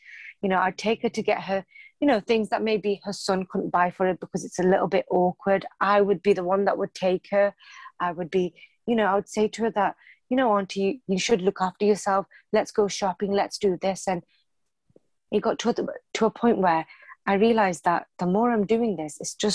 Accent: United Kingdom; born or raised there

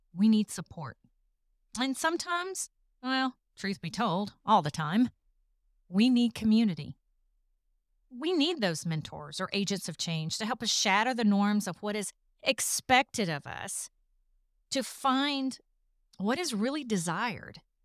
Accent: the South, United States; accent: Southern; if you haven't figured it out from the accent, I'm from the South. I still live in the South

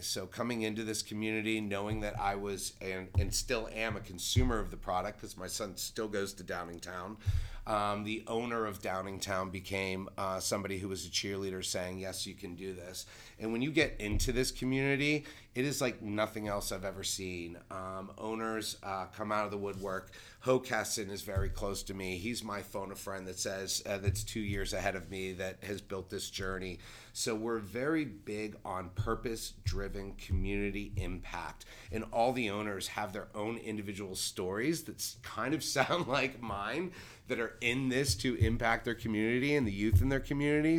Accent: Pittsburgh, Pennsylvania, United States; now in Delaware County, United States; I'm a transplant from Pittsburgh

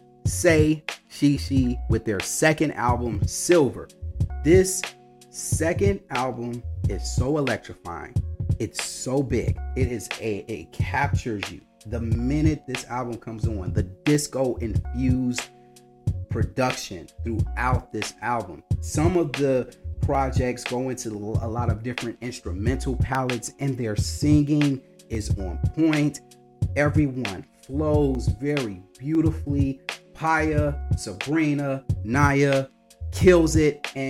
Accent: Chicago, Illinois, United States; They came to my hometown of Chicago

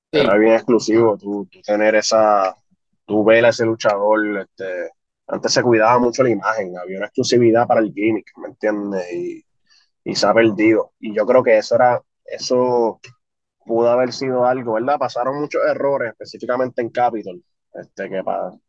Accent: Bayamón, Puerto Rico; Yo, yo soy de barrio, soy de Vallejo.

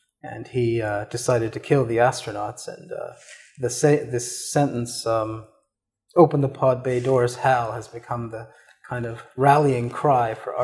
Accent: Canada; I was born in Canada. I did have this very short career in the Canadian military. I was very much a product of suburban Canada

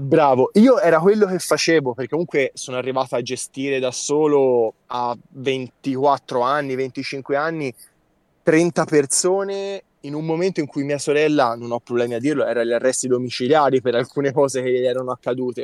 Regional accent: province of Siena, Tuscany, Italy; provincia di Siena, ah, okay. fra le colline del Chianti

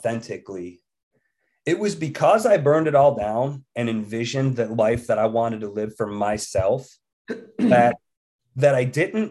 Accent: New York, United States; moved away as an adult; now in West Virginia, United States; born and raised in New York till I was about 20 years old

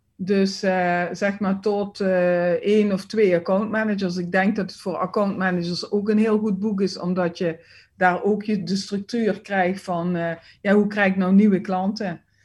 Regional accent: Limburg, Netherlands; accent: Limburgish; ik merk het naar het, ja, naar het westen, westen toe eigenlijk uh, met mijn accent niet. Mensen zeggen wel van, oh, kom je uit Limburg

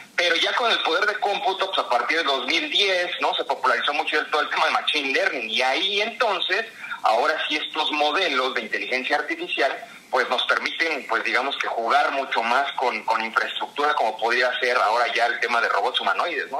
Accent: Mexico; como mexicanos, ¿no? Somos mucho de, del, trato humano

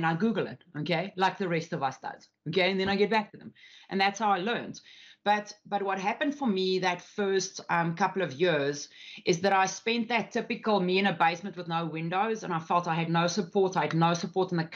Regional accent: South Africa; especially me as a South African. I'm Afrikaans as well, which is a very, very like farmers type, like a woman's got a place, okay, and a man's got his place. Grew up in those environments.

